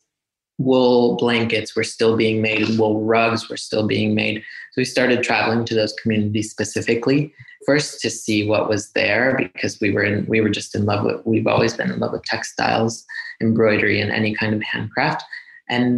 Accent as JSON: {"language": "English", "area": "outside of Chicago", "region": "Illinois", "country": "United States", "tie": "born or raised there", "also_born_or_lived": "Veracruz, Mexico", "moved": "as an adult", "lives_now": "Mexico", "said": "for the 12 years that I grew up outside of Chicago"}